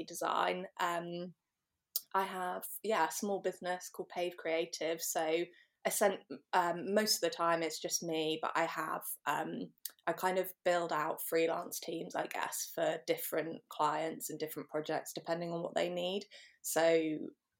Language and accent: English; Norwich, East of England, United Kingdom; I'm from Norwich in the UK.